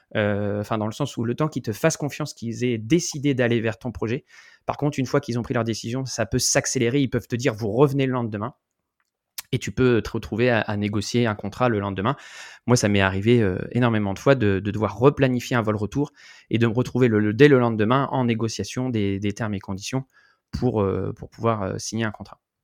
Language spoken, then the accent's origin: French; France; moved away; en tant que Français